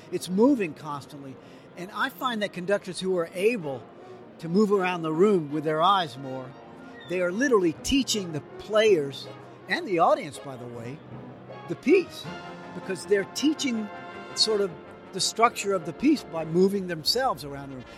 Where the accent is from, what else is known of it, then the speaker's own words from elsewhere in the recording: New Orleans, Louisiana, United States; I grew up in New Orleans and my first real musical experiences were that New Orleans jazz